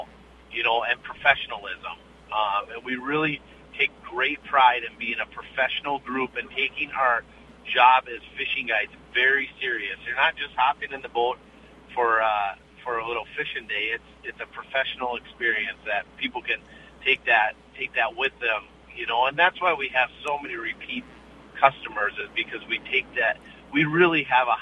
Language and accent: English; Bemidji, Minnesota, United States; I grew up on Lake Bemidji fishing those things